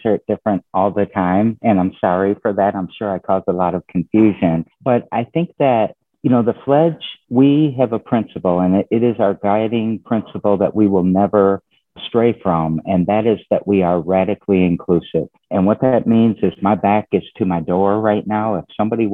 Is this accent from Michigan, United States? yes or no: yes; Lansing, Michigan, United States; I'm a Lansing native. I was born and raised in Lansing